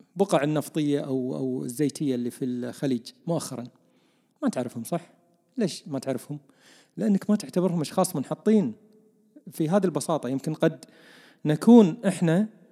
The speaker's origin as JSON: {"language": "Arabic", "country": "Kuwait", "said": "عندنا بالكويت"}